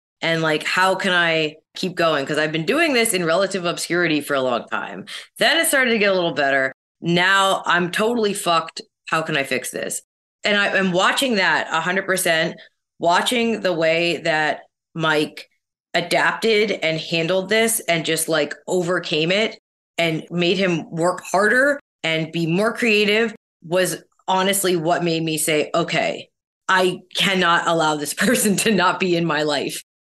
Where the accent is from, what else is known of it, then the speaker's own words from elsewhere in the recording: Canada; you know, as a Canadian, like still aspects of that.